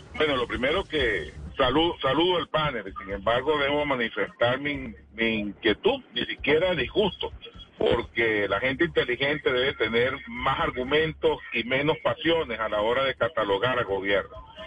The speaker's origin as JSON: {"language": "Spanish", "country": "Venezuela", "said": "mi pueblo"}